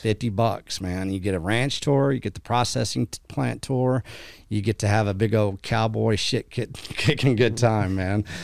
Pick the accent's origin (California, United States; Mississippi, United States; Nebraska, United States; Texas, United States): Texas, United States; West; I'm this cowboy from West Texas